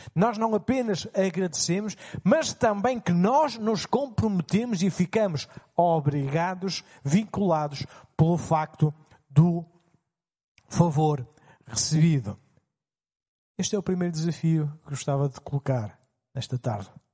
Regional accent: Portugal; Como portugueses

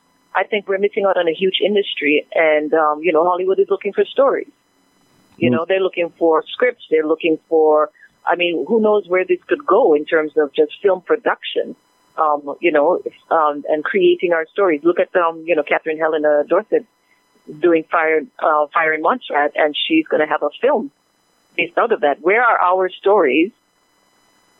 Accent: Dominica; I'm from Dominica

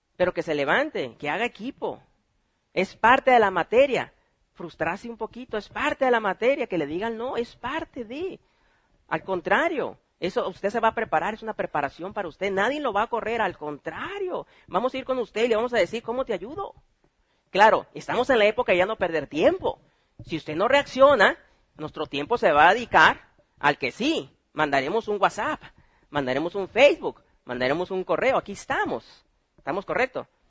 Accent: Mexico; somos buenos mexicanos

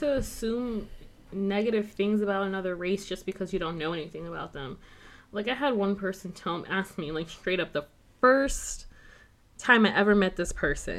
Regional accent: Metairie, Louisiana, United States; I grew up in Metairie

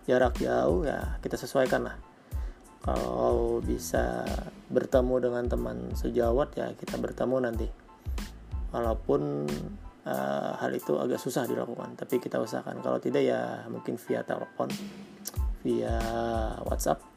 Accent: Banjarmasin, South Kalimantan, Indonesia; kebetulan saya dari Banjarmasin Banjarmasin baru melakukan PSBB nih

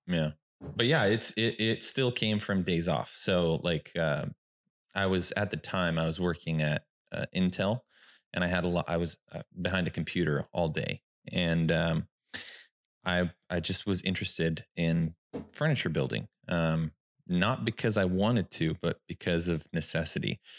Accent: Sacramento, California, United States; I'm from Sacramento, this is where I was born.

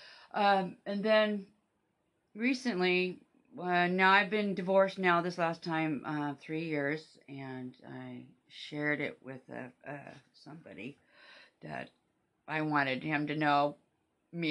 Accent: Kennewick, Washington, United States; also born or lived in Seattle, Washington; I was born in Kennewick.

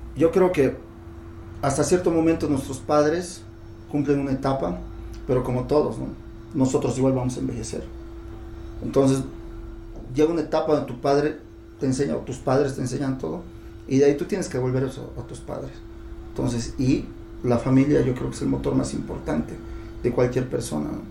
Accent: La Paz, Bolivia; somos paseños, somos de Bolivia

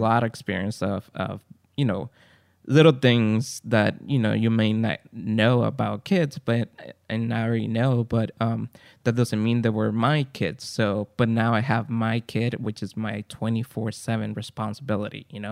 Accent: Guatemala; English is a second language; now in San Gabriel, United States; I'm from Guatemala, came to United States, and I'm recording here in San Gabriel, California.

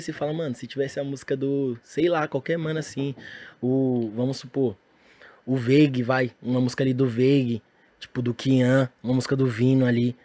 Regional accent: São Paulo, Brazil; eu sou de São Paulo

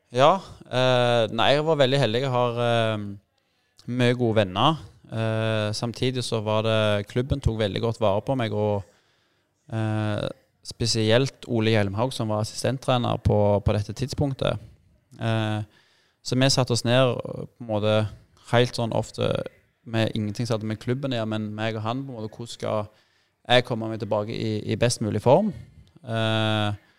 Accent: Jæren, Rogaland, Norway; Jeg er jærbu, og flaggskipet på Jæren har alltid vært Bryne

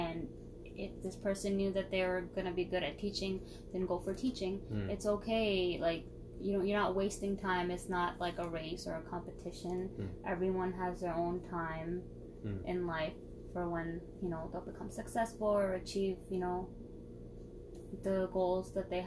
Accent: United States; I was born and raised in America

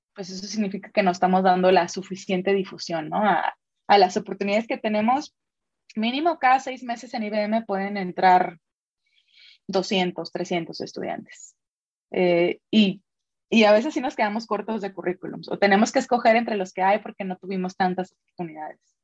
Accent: Sonora, Mexico; moved away as an adult; now in Guadalajara, Mexico; soy sonorense, Hace 14 años me vine a probar, suerte por acá a Jalisco.

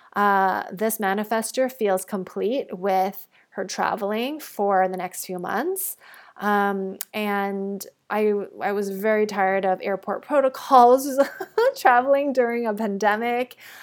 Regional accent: Toronto, Ontario, Canada; moved away as an adult; also born or lived in Bali / Mexico; I'm actually recording this episode back in my hometown in Toronto.

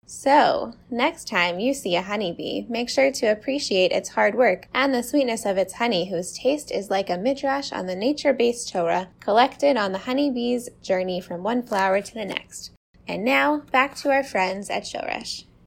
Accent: Toronto, Ontario, Canada; also born or lived in Connecticut; we're from Toronto

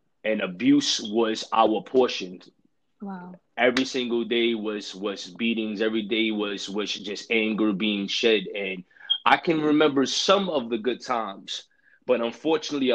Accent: New York City, New York, United States; Growing up and being born in the streets of Brooklyn, New York

